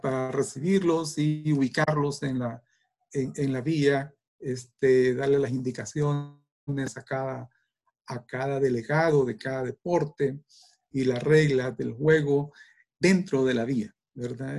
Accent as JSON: {"language": "Spanish", "country": "El Salvador", "said": "somos salvadoreños y salvadoreñas"}